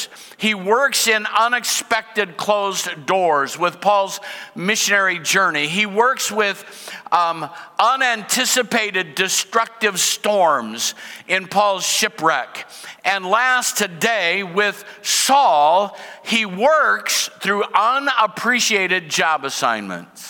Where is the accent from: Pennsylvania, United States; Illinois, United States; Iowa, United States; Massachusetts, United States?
Iowa, United States; Cedar Rapids; I grew up in Cedar Rapids, the city of five seasons